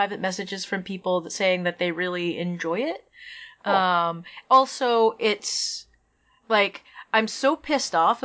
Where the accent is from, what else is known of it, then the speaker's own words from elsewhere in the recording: Maine, United States; moved away; I'm from Maine